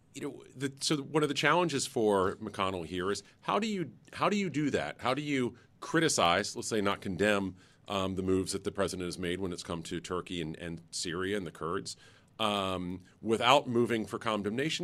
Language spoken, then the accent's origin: English; North Carolina, United States; my home state